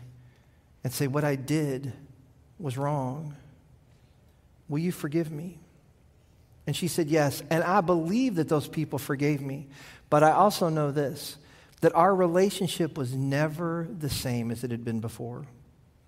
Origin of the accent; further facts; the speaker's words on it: Kentucky, United States; I grew up in Kentucky